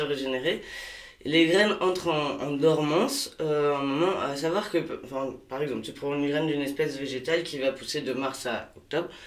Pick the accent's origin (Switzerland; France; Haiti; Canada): France; Pays de la Loire; moved away as an adult; also born or lived in Paris region / Morbihan; now in Hennebont, France; je suis originaire de Maine-et-Loire avec des attaches dans le Morbihan